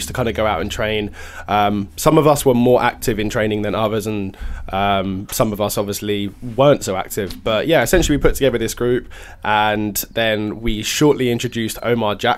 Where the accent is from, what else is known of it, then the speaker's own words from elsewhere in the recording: Bedford, East of England, United Kingdom; I'm from Bedford